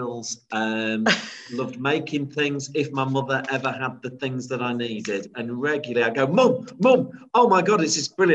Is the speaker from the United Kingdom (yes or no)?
yes; Grimsby, Yorkshire and the Humber, United Kingdom; growing up in Grimsby